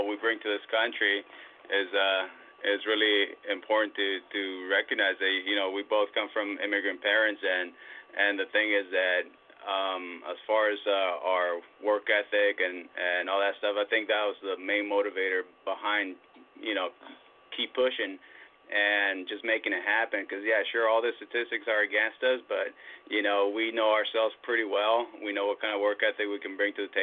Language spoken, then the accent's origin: English; San Diego, California, United States; growing up in San Diego